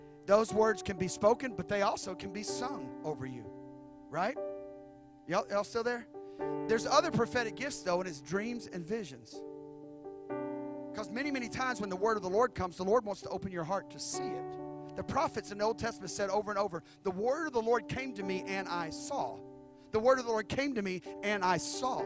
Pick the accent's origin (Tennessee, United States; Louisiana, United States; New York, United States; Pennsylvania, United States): Tennessee, United States; Memphis; Memphis, my hometown